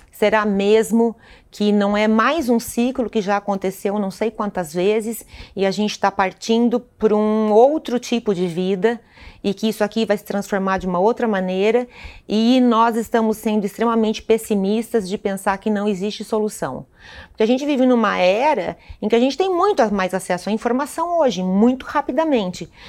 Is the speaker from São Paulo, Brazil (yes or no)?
no; Santa Catarina, Brazil; moved away; Eu sou de Santa Catarina, é, é o estado mais suscetível a catástrofes climáticas do Brasil hoje